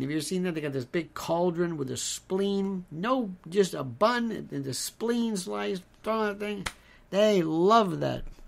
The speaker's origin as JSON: {"language": "English", "region": "Florida", "country": "United States", "tie": "born or raised there", "said": "when I was growing up in the South in Florida"}